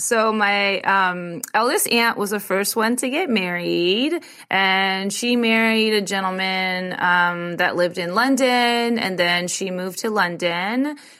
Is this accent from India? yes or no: yes; India; I'm like Indian, so I just assume everybody knows. Like, yeah, of course it was an arranged marriage.